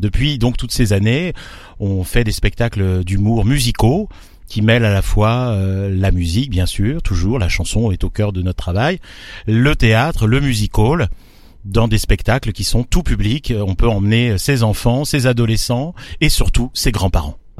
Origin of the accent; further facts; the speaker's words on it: Beauce, Centre-Val de Loire, France; moved away; also born or lived in Tours / Paris; je suis né euh, dans, le au cœur de la Beauce, dans les blés, euh, et ensuite j'ai migré vers la Touraine, Tours